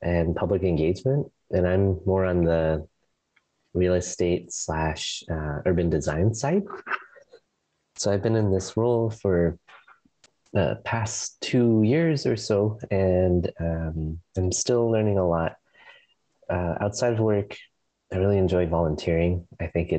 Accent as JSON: {"language": "English", "country": "Canada", "moved": "as an adult", "lives_now": "Portland, United States", "said": "I am originally from Canada, and I've been living in Portland for the past 5 years or so"}